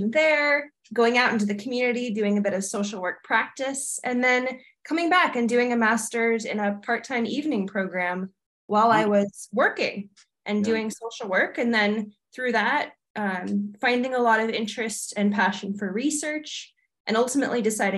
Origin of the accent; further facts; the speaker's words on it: coastal California, United States; moved away as an adult; now in Albany, United States; I'm coming from California, where I've lived in coastal California for all of my life